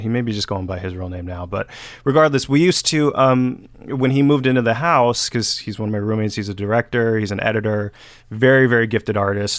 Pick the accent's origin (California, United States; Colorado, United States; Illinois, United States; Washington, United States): California, United States; Benicia; moved away as an adult; now in Los Angeles, United States; I still love Benicia. I love my hometown